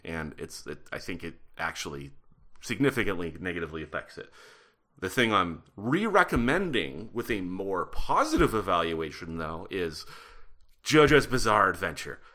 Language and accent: English; Butte, Montana, United States; I grew up in Butte, Montana